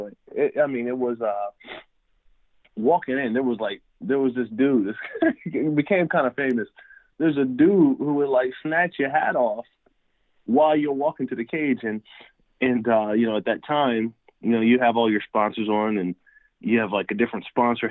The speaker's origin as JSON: {"language": "English", "town": "Harrisburg", "region": "Pennsylvania", "country": "United States", "tie": "born or raised there", "moved": "as an adult", "lives_now": "San Diego, United States", "said": "I grew up in Harrisburg, Pennsylvania, right in the capital."}